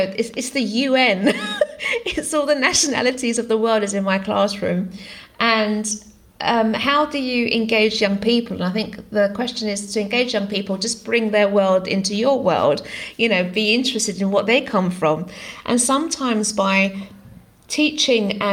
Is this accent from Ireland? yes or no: no; United Kingdom; first language Greek; English is a second language; I was born in the UK, but I came from a family where English wasn't my first language. My parents were migrants to the country, and speaking Greek was my language